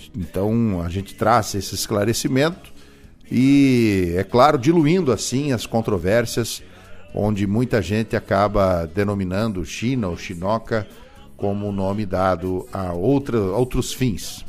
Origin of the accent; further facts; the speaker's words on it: Rio Grande do Sul, Brazil; nosso dialeto gaúcho